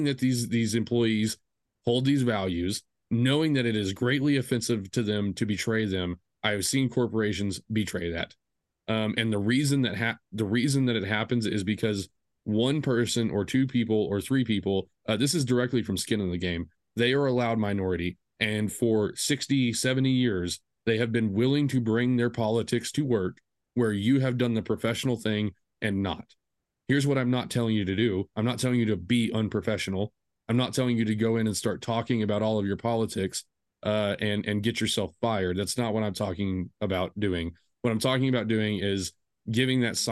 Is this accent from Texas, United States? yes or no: yes; Texas, United States; I am from Texas